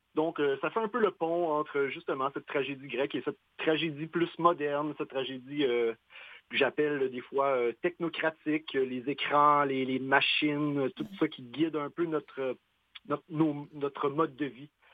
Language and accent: French; Quebec, Canada; on est québécois